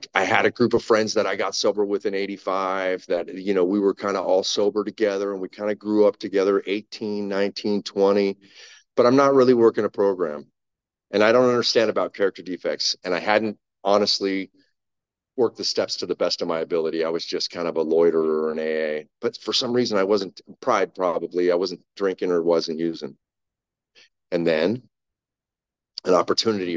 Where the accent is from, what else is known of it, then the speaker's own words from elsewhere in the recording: Huntington Beach, California, United States; also born or lived in Sacramento, California; in 1979, I moved from Huntington Beach, California to Sacramento.